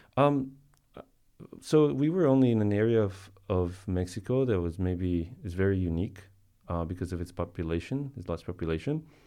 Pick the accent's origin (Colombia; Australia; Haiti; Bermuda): Colombia; I was born in Colombia